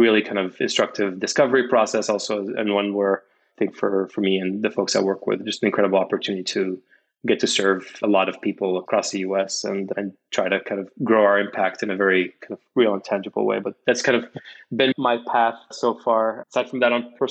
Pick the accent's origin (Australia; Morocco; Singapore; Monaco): Morocco; Casablanca, Casablanca-Settat; moved away as an adult; also born or lived in Bay Area, United States; now in United States; I'm originally from Morocco. I was born in Casablanca, where I grew up